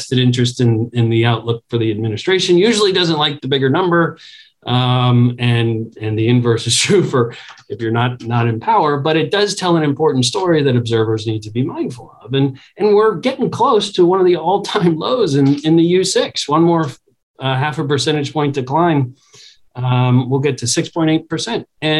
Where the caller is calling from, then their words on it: Washington, District of Columbia, United States; I'm talking from Washington, D.C., so I can't ignore the political context.